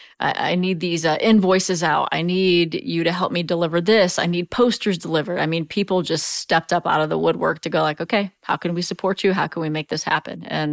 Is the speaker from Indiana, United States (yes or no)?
yes; Auburn, Indiana, United States; from DeKalb County. And they'd go, oh, where's that? And I'd say Auburn, Indiana.